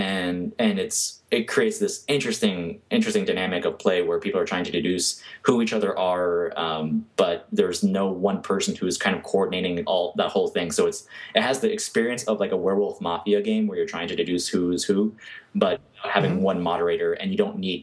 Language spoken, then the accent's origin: English; New York, United States; I'm from New York.